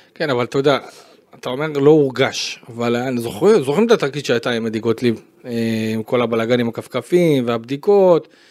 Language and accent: Hebrew; Beersheba, Southern District, Israel; אני בתור באר שבעי שהיה שם בטרנר